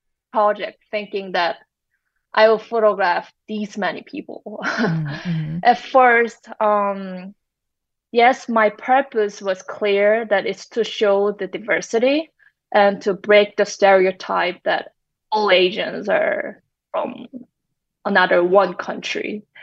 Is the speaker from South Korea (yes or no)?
yes; South Korea; although I'm from South Korea, I was not familiar with, say, Karen community.